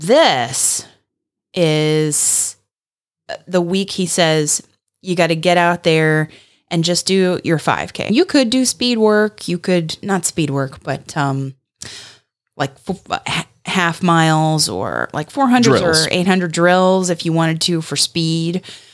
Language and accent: English; Florida, United States; Very flat. We're from Florida. You know this.